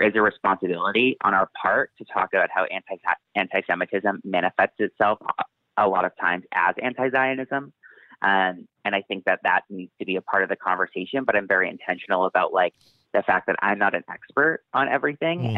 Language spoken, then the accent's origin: English; Massachusetts, United States; where I grew up in Massachusetts